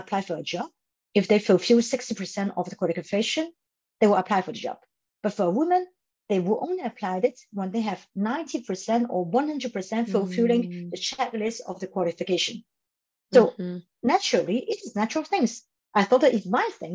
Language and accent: English; Hong Kong; moved away; I come from Hong Kong